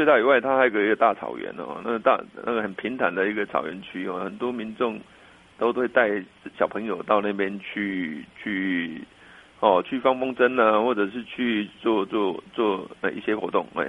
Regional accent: Taichung, Taiwan; moved away as an adult; now in Yunlin County, Taiwan; 我我我是台中人，

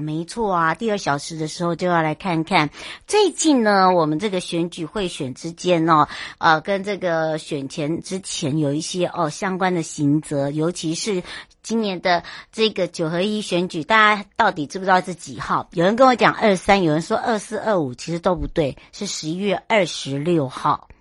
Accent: Taiwan; 我们台湾人过去工作的也好啦

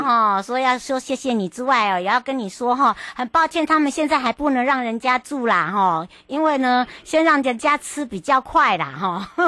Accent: Hualien-Taitung, Taiwan; moved away; 我的故乡花东

